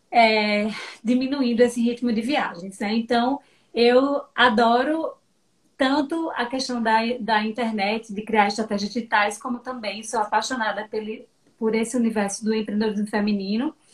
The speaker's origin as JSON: {"language": "Portuguese", "town": "Petrolina", "region": "Pernambuco", "country": "Brazil", "moved": "as an adult", "lives_now": "Salvador, Brazil", "said": "eu sou petrolinense, sempre brinco que eu sou peba, metade Legal. pernambucana, metade"}